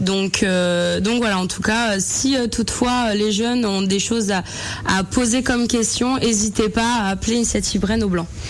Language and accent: French; Madagascar; now in France; chez nous, à Madagascar